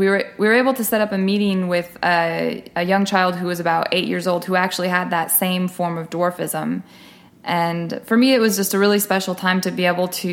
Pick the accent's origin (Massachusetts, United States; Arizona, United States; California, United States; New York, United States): California, United States; moved away as an adult; also born or lived in Mexico; now in Texas, United States; I originally started in California, which is where I grew up on the West Coast.